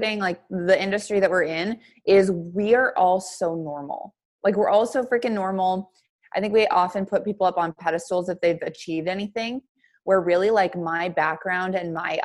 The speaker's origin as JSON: {"language": "English", "town": "Billings", "region": "Montana", "country": "United States", "moved": "as an adult", "said": "Originally, I'm from Billings, Montana"}